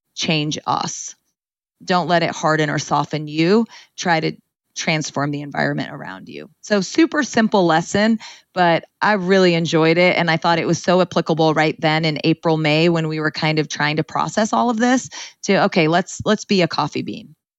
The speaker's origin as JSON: {"language": "English", "town": "Ceres", "region": "California", "country": "United States", "tie": "born or raised there", "said": "I grew up in Ceres, California, in the Central Valley, um, in a Punjabi home"}